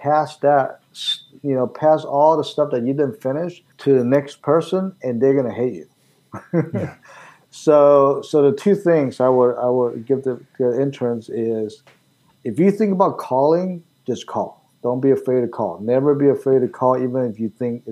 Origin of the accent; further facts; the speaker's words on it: Taiwan; now in Pittsburgh, United States; I was born in Taiwan.